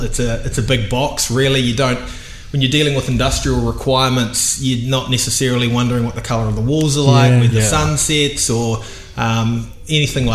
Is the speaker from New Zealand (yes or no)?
yes; Auckland, New Zealand; I'm Aucklander through and through. I made the move to the dark side to Ponsonby only when I was about 20, so Meadowbank Primary and grew up on that side of town.